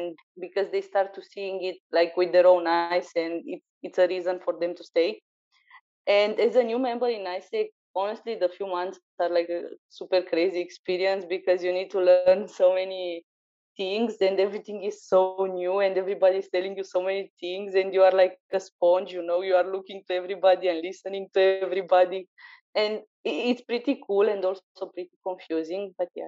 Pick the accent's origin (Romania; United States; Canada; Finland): Romania; moved away as an adult; now in Bulgaria; For me, I'm originally from Romania